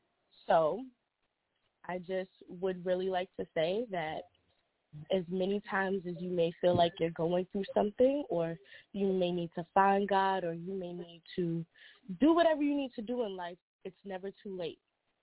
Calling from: Delaware, United States; I'm calling from Delaware.

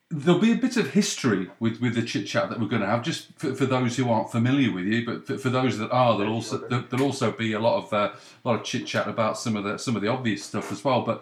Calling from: Canada; I'm calling from Canada

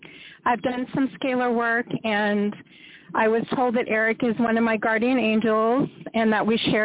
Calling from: Riverside, California, United States; calling from Riverside, California.

